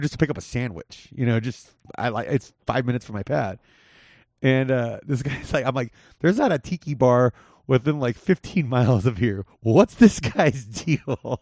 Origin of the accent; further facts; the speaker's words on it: Whittier, California, United States; where I grew up in Whittier